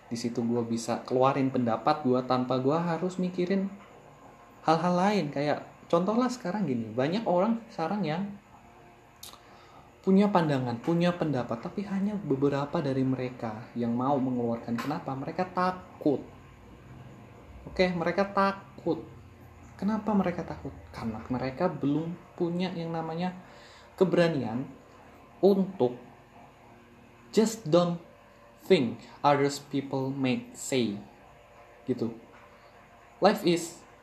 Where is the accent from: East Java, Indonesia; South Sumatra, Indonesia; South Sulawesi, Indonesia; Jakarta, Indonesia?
Jakarta, Indonesia; East Jakarta; awalnya itu gue tinggal di Jakarta Timur gue lahir gue tinggal di Jakarta Timur sampai gue selesai SD